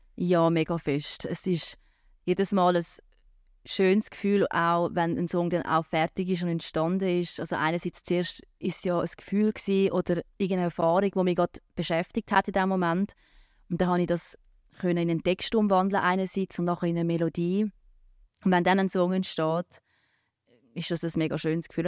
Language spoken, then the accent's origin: German; Rapperswil-Jona, St. Gallen, Switzerland; Rapiona ist meine Heimatstadt. Ich bin dort aufgewachsen, ich bin dort gross geworden